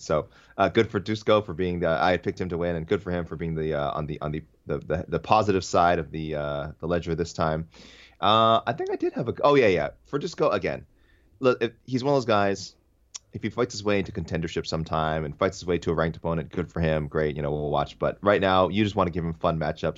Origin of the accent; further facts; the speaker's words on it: Canada; as a Canadian fan